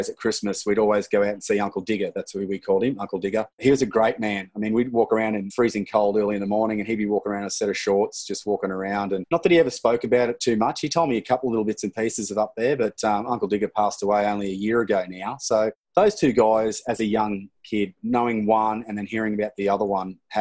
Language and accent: English; Mackay, Queensland, Australia; also born or lived in Maroochydore, Sunshine Coast / Cairns; Born in 1970 in Mackay, North Queensland. Pretty much was up there until I was 14 years old.